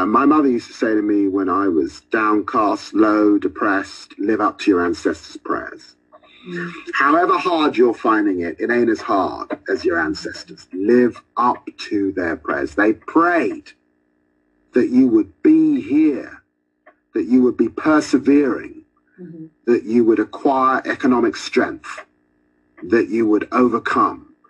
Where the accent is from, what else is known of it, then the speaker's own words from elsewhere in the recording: London, United Kingdom; growing up in Tottenham